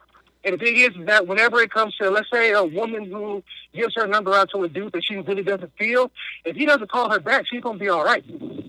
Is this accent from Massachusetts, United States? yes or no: no; Inglewood, California, United States; from Inglewood.